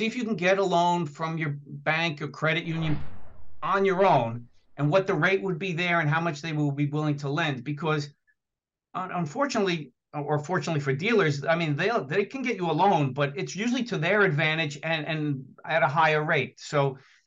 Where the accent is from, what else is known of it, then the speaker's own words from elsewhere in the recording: New Jersey, United States; accent: New Jersey; I'm in New Jersey, if you can't tell by my accent